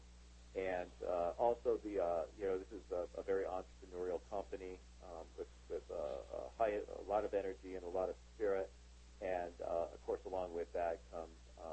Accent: Southern California, United States; born and raised in Southern California

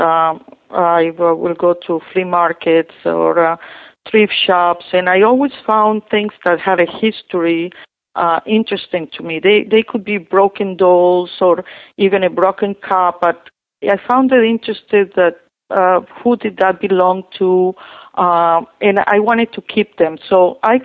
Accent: Colombia; English is a second language; moved away as an adult; also born or lived in Westchester, New York; now in United States; I'm from Colombia.

